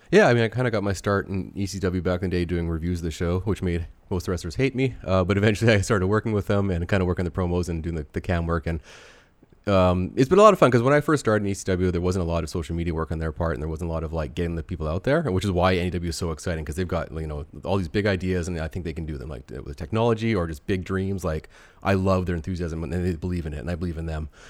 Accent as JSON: {"language": "English", "country": "Canada", "said": "being a Canadian"}